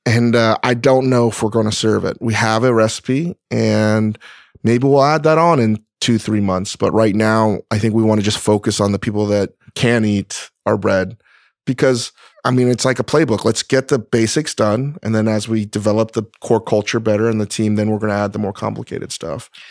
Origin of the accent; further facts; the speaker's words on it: East Coast, United States; now in Los Angeles, United States; someone from the East Coast. I'm not a Californian